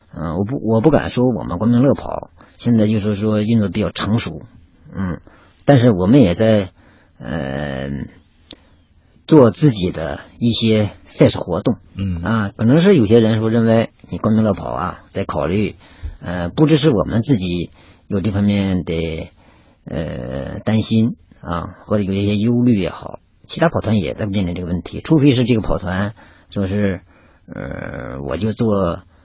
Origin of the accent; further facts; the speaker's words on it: Inner Mongolia, China; moved away as an adult; now in Beijing, China; 我出生的那亩草原那个地方啊，而且小时候呢，也经常接触马